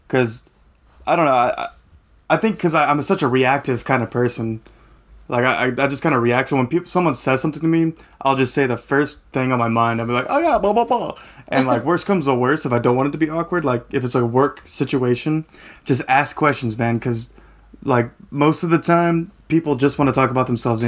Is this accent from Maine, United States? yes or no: no; El Paso, Texas, United States; also born or lived in Kentucky / Oklahoma; now in Tennessee, United States; I grew up in El Paso, lived in Kentucky for a long time, went to school in Oklahoma, and I got a job here in Tennessee